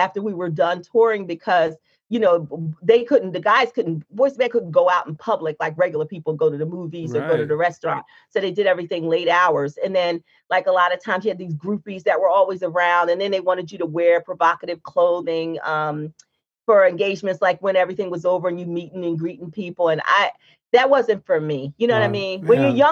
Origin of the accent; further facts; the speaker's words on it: New Jersey, United States; I was from Jersey